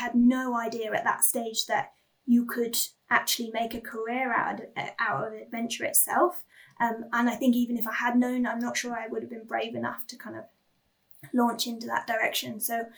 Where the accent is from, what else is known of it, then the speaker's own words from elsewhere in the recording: England, United Kingdom; I come from England, where you are never a stone's throw away from, you know, a pub, a taxi rank, a train station